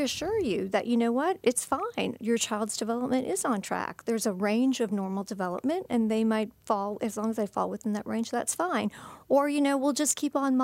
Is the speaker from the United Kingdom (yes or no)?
no; Canada; I'm Canadian by birth